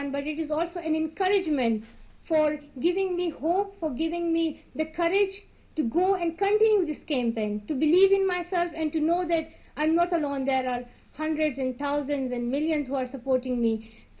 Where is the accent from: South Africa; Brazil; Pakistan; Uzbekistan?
Pakistan; English is a second language; as he's from India and I'm from Pakistan, we will try to build strong relationships between India and Pakistan.